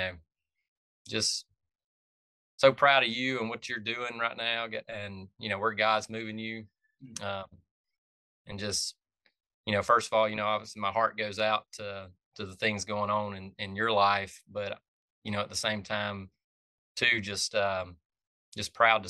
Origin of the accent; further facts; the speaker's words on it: Franklin County, Georgia, United States; I grew up in Franklin County, north of Athens, right on the South Carolina line up near Lake Hartwell.